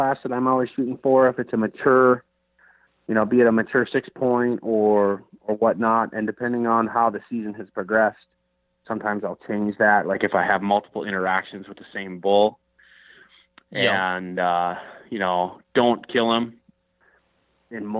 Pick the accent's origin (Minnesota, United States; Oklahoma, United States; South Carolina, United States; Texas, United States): Minnesota, United States; I grew up in the Midwest in Minnesota